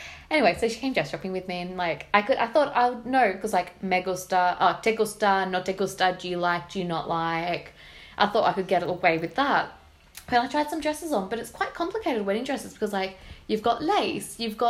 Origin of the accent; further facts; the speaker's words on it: Shellharbour, New South Wales, Australia; moved away as an adult; now in London, United Kingdom; it was my favourite beach in my hometown. Probably like my favourite beach in the whole wide world. Nice. It's called The Farm in Shell Harbour.